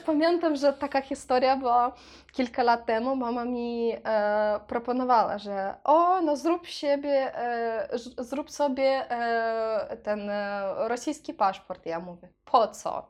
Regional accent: Transnistria, Moldova; Polish is a second language; moved away as an adult; now in Poland; wyjechałam z Naddniestrza, to była taka bardzo ciężka decyzja, bo e, mieszkałam w Naddniestrzu 23 lata

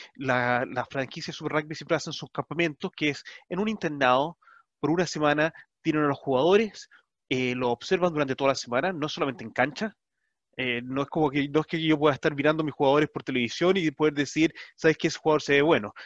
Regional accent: Chile; nosotros como chilenos, puede ser comunicado en nuestra misma lengua.

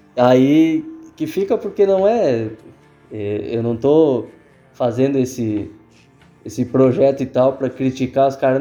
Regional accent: the South, southern Brazil, Brazil; nós que somos do Sul

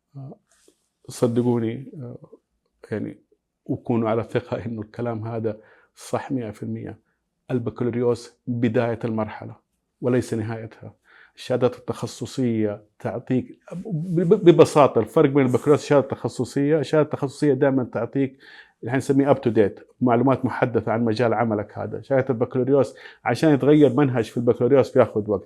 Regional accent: Saudi Arabia; عندنا في السعودية

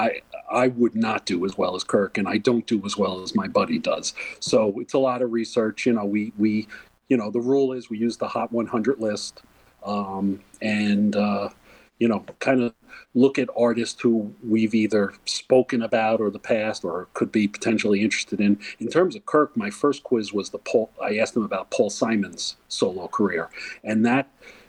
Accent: near Woodstock, New York, United States; I grew up actually near Woodstock

